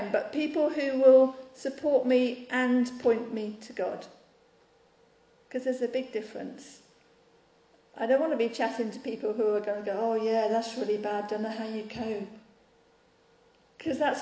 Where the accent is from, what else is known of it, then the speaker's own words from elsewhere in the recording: United Kingdom; we're British